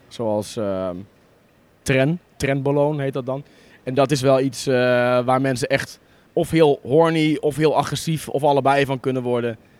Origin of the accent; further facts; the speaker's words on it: Borne, Overijssel, Netherlands; moved away as an adult; also born or lived in Enschede; ik kom uit een dorpje in, uh, in Twente, Borne